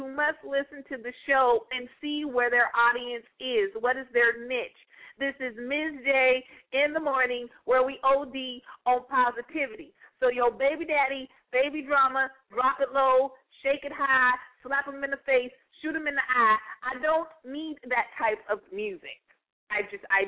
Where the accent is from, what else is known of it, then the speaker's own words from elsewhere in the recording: United States; my country, my home country, the U.S. of A.